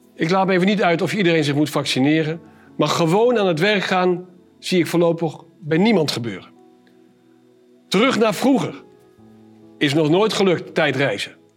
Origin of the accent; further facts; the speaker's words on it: Arnhem, Gelderland, Netherlands; Ik kom uit Arnhem